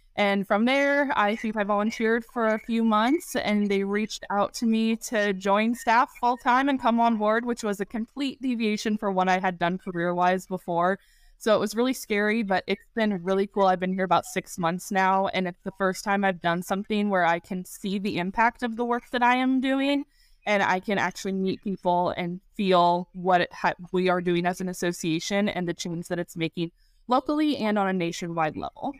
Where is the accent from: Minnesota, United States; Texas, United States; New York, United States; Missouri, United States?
Missouri, United States; Kansas City; also born or lived in Springfield, Missouri / Nashville; I am born and raised in Kansas City. I am a Northlander through and through